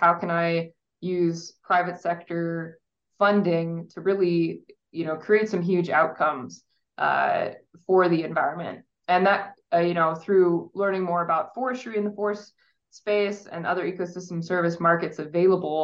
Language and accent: English; Midwest, United States; moved away; So I grew up in the Midwest in a very agricultural sort of region